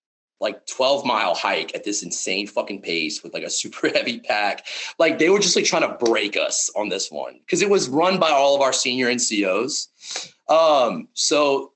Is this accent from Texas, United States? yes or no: no; South Louisiana, United States; I grew up in South Louisiana